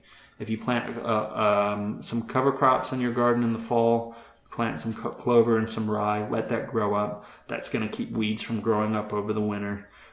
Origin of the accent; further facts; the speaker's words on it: Florida, United States; also born or lived in England / London, United Kingdom; I was born in England in an industrial town, and I moved, my family moved to the U.S. when I was 9. We moved to Florida, and I grew up in a suburb.